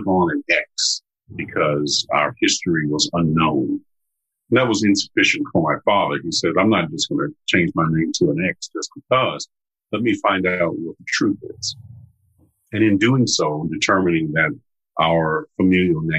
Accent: United States; I am an American of African descent

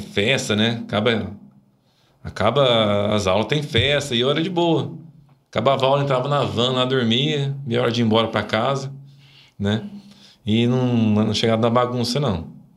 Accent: Itajubá, Minas Gerais, Brazil; born or raised there; moved away as an adult; also born or lived in Guarulhos, São Paulo; now in Brodowski, Brazil

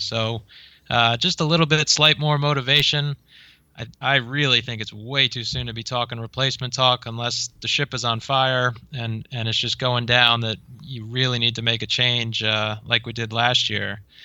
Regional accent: United States; I'm an American

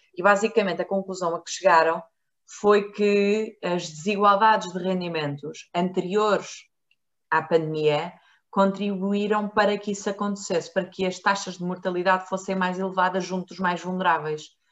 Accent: Marinha Grande, Leiria District, Portugal; eu nasci na Marinha Grande

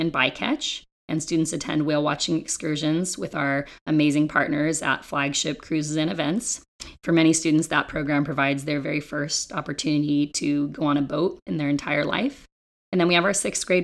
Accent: Ojai, California, United States; moved away as an adult; also born or lived in Santa Barbara, California; now in San Diego, United States; I grew up in Ojai, California, which is a very environmentally minded town

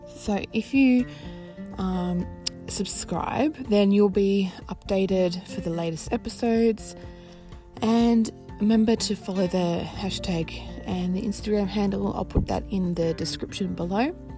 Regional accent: Australia; I am Australian. I live in Melbourne

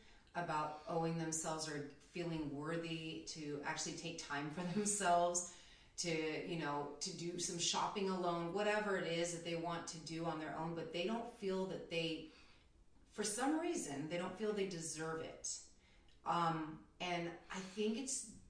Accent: Philippines; I'm Filipino, so it's called Filipino time

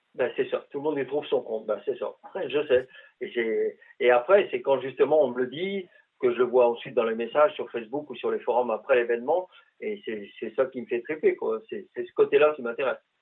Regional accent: northern France, France; also born or lived in Quebec; now in Canada; moi qui, qui viens du nord de la France, donc dans, des régions de plaine, les plus grandes plaines de, France

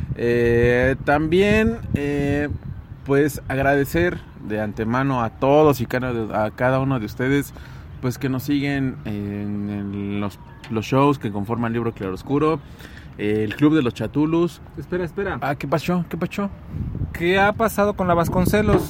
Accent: Mexico; Como mexicanos

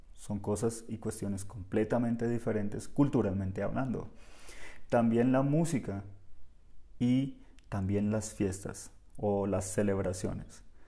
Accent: Bogotá, Colombia; Nosotros hablamos diferente en Bogotá, yo soy bogotano

